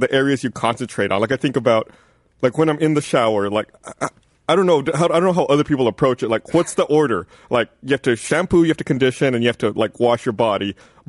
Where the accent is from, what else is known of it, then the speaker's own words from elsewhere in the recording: South Texas, United States; I grew up like way in South Texas.